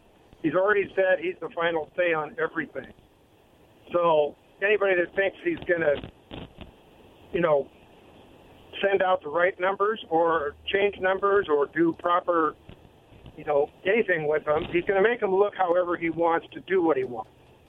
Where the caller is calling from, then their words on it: Kennewick, Washington, United States; Don in Kennewick.